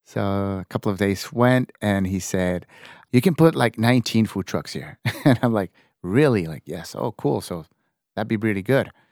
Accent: Tijuana, Baja California, Mexico; also born or lived in San Diego; I was born in San Diego, like you said. Uh, it's very, uh, common for my generation, seventy something, to be born in San Diego and, and being, uh, uh, raised in Tijuana.

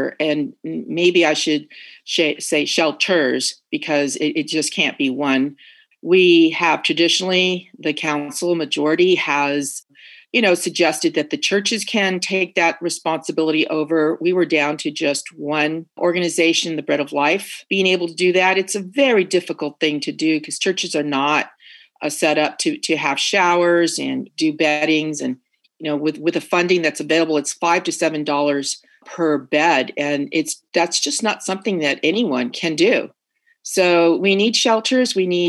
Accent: Oceanside, California, United States; And growing up in Oceanside, actually, my dad grew up in Oceanside. So when I grew up in Oceanside, there were maybe 30,000 people.

